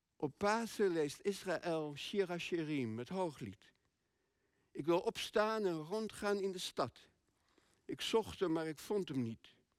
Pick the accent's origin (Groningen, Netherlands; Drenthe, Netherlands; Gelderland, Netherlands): Groningen, Netherlands; moved away; wij komen uit Groningen. Iets boven Groningen zelfs.